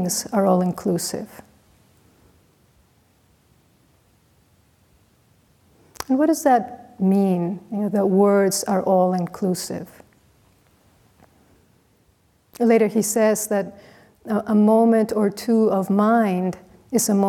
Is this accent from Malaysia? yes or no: no; Mexico; moved away as an adult; I was from Mexico